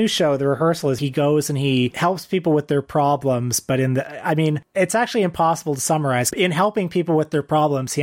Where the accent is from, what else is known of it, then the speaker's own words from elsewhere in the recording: Canada; I'm Canadian.